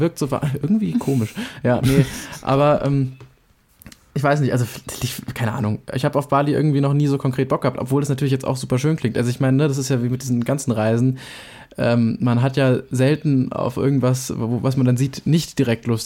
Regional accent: Germany; ich einfach nur Deutsch bin

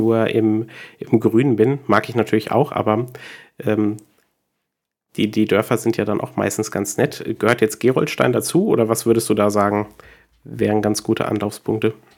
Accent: Butzbach, Hesse, Germany; ich komme aus Butzbach ursprünglich

